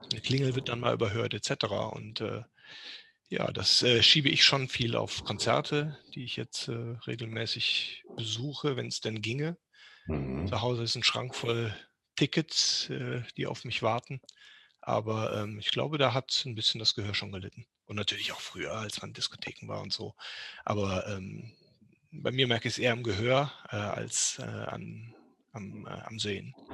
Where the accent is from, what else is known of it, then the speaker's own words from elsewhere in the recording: Bad Godesberg, North Rhine-Westphalia, Germany; Ich komme aus Bad Godesberg.